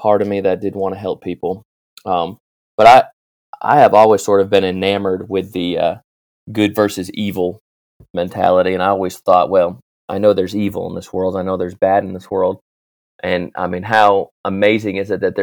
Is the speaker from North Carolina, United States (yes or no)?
yes; North Carolina, United States; also born or lived in New Hampshire; moved to North Carolina, where I've lived a longer period of life here in North Carolina